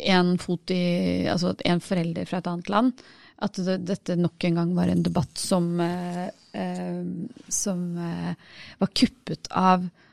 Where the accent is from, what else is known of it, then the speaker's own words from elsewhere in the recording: Norway; Vi må liksom si at vi er enten norske eller norsk-indiske